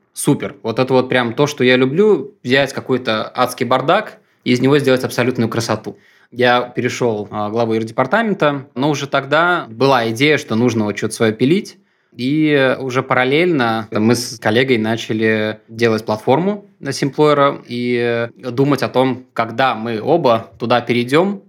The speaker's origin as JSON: {"language": "Russian", "region": "Minsk", "country": "Belarus", "moved": "as an adult", "lives_now": "Russia", "said": "я сам из Минска"}